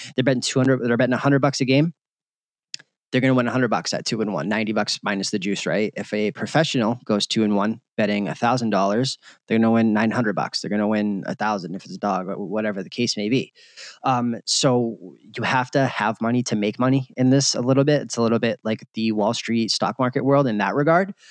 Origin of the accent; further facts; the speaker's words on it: Boston, Massachusetts, United States; moved away as an adult; now in Las Vegas, United States; I grew up in Boston